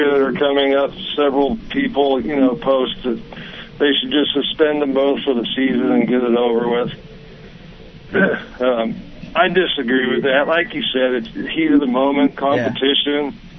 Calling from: California, United States; from California.

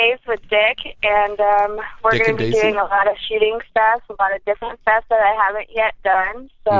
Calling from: Los Angeles, California, United States; Hello, this is … calling from the beautiful LA.

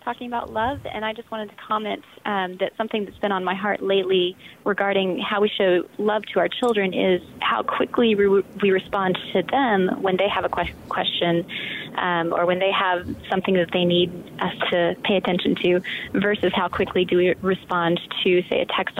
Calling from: College Station, Texas, United States; College Station.

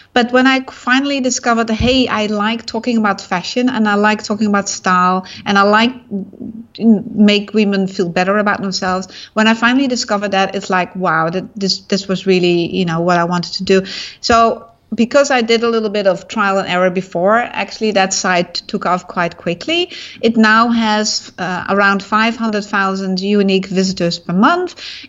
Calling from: Singapore; I'm in Singapore. Very hot.

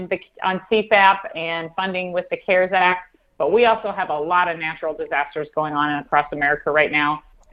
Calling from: central Iowa, United States; I'm actually calling you from our farm in central Iowa. We live in Marshall County.

